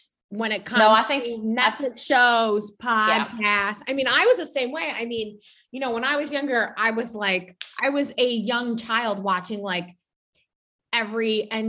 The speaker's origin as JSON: {"language": "English", "town": "Chicago", "region": "Illinois", "country": "United States", "moved": "yes", "said": "back home in Chicago, yes, you know where I'm from"}